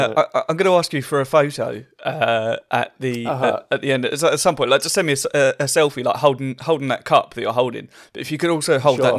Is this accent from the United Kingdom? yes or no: yes; East of England, United Kingdom; I'm from Essex